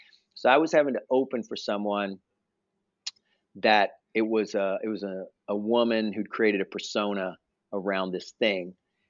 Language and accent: English; the South, United States; so the one bomb that it still sticks with me to this day is being a Southerner.